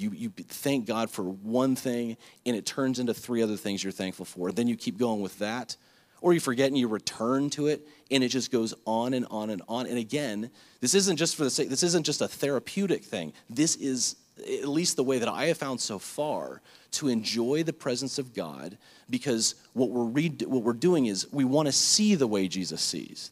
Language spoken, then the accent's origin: English; Lake Worth, Florida, United States; back at home growing up in Lake Worth